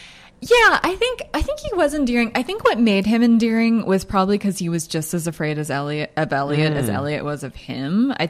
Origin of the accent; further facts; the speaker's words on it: United States; I'm an American now. I was born here, but I feel like an American.